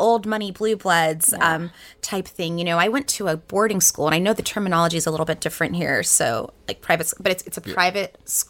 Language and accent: English; Saudi Arabia; also born or lived in North Carolina / South Carolina; now in United States; So I am originally from the Carolinas. So South and North Carolina. I moved to Saudi Arabia for about 10 years. So I did most of my childhood there.